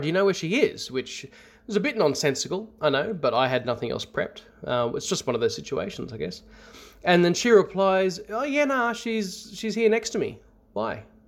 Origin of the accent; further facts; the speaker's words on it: north of Sydney, New South Wales, Australia; I grew up in what I can only describe as a haunted house. Almost Skinwalker Ranch-ish, uh, in its variety. It's about twenty kilometers north of Sydney.